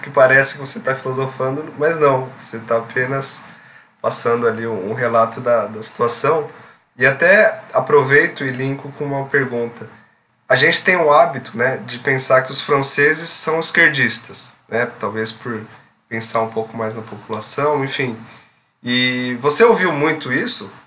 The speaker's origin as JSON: {"language": "Portuguese", "region": "São Paulo", "country": "Brazil", "said": "eu sou de São Paulo"}